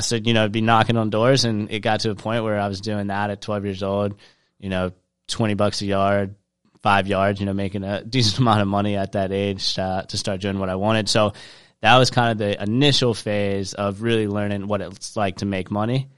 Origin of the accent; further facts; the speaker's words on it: Charleston, South Carolina, United States; I grew up in Charleston, South Carolina